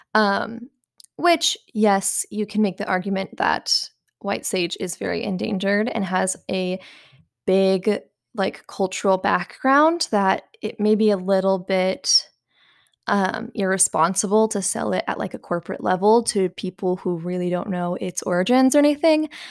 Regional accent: the Bible Belt, United States; growing up in the Bible Belt

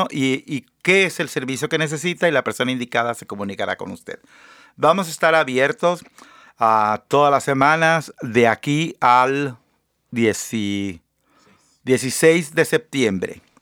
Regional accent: northern Oaxaca, Mexico

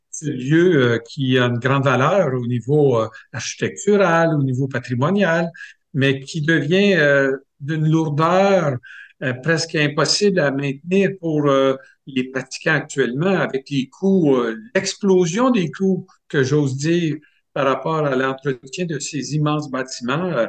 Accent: Saint-Hyacinthe, Quebec, Canada; mais le diocèse d'où je viens, moi je viens du diocèse de Saint-Hyacinthe

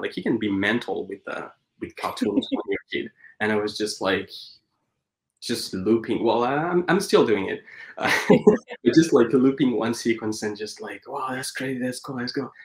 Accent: Paris, Île-de-France, France; moved away as an adult; now in Vancouver, Canada; I was born and raised in Paris

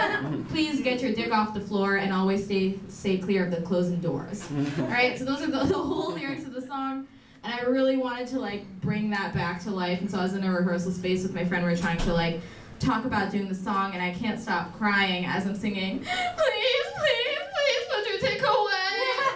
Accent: India; Being Indian is trendy now, but wasn't when I was growing up.

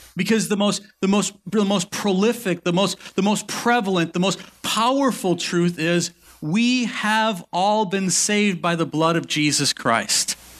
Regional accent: Milwaukee, Wisconsin, United States; my parents grew up here. So my, so my mom's, my mom's mom and dad lived about ten minutes one side of us

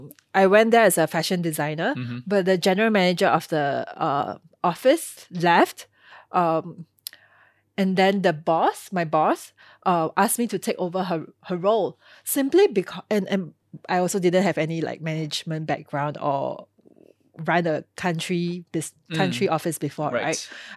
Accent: Singapore; being a Singaporean and being versed in Mandarin, being bilingual

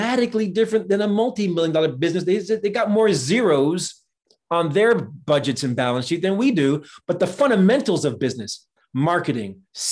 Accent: New Jersey, United States; I grew up in New Jersey

